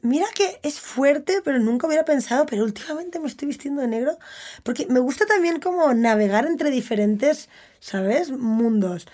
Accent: Barcelona, Catalonia, Spain; Yo crecí en Barcelona.

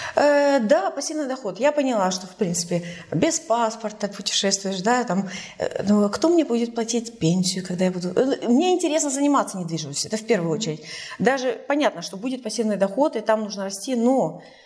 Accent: Tallinn, Harju County, Estonia; moved away as an adult; also born or lived in Sweden / Canada / Berlin; сама из Сталина. И из Сталина я уехала в 97

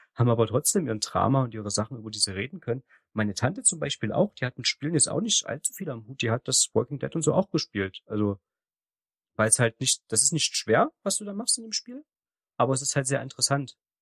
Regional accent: the East, eastern Germany, Germany; bei uns im Osten

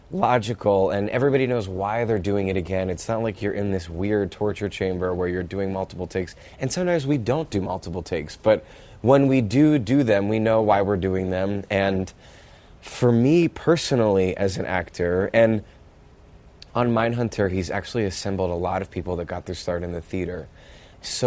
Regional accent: Pennsylvania, United States; moved away as an adult; now in New York, United States; when I moved to New York from Pennsylvania, I didn't swear

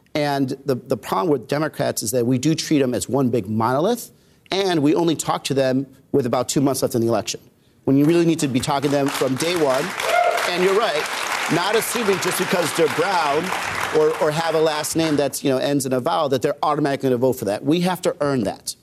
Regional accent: Arizona, United States; I grew up in Arizona

